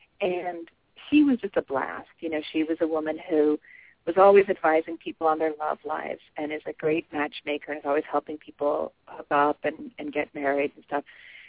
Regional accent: New England, United States; I'm from New England. I'm you know, like a seventh-generation New Englander.

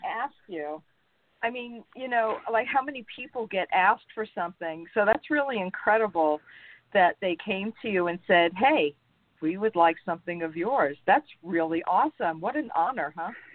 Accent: New York, United States; moved away; also born or lived in North Carolina / Reno, Nevada; I was born in New York, raised in New York, moved to North Carolina

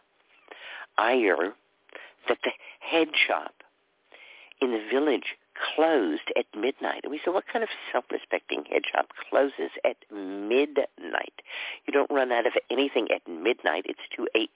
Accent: Dallas, Texas, United States; moved away; also born or lived in California / New York; I grew up in Dallas. We certainly weren't in the downtown part of Dallas. We were out in a suburb

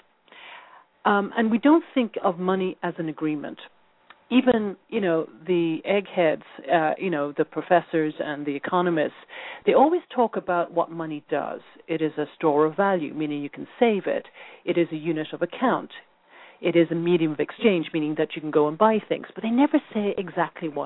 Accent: Dublin, Leinster, Ireland; moved away as an adult; now in United States; I'm Irish. I was born in Dublin, and I have a background as a journalist

